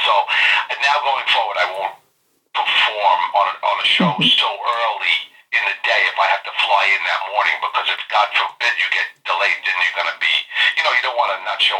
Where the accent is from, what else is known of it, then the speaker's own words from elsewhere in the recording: New York City, New York, United States; an Italian-American from New York City would open my mouth with my accent